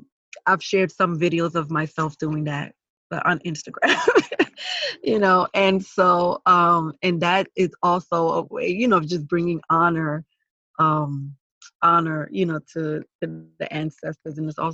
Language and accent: English; New York City, New York, United States; I am Garifuna American. I was born, you know, in the Bronx, New York, to Garifuna parents who are from Honduras. The Garifuna people are a mixture of Arawak Indian and West African.